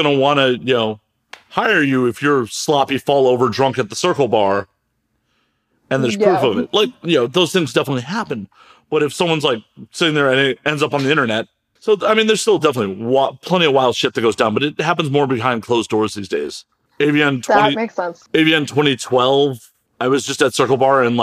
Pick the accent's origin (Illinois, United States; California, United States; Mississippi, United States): Illinois, United States; Chicago; moved away; I'm originally from Chicago